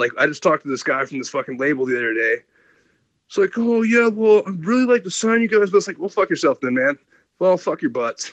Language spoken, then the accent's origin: English; Ohio, United States; moved away as an adult; also born or lived in Los Angeles; I came from Ohio, from the middle of nowhere, grew up on a farm